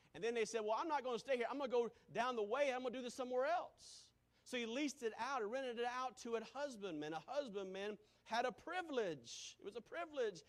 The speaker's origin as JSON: {"language": "English", "town": "Greenville", "region": "South Carolina", "country": "United States", "tie": "born or raised there", "moved": "yes", "said": "Growing up in Greenville, South Carolina, where there was Baptist churches or Methodist church on just about every corner"}